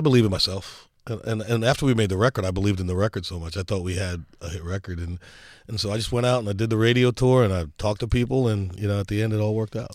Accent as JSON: {"language": "English", "country": "United States", "said": "I'm an American"}